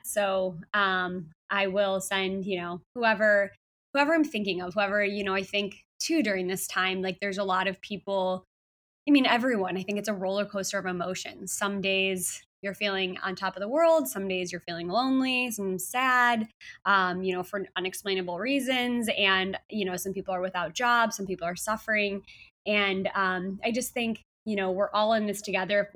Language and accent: English; Chicago, Illinois, United States; now in San Diego, United States; Chicago, where I'm from, my hometown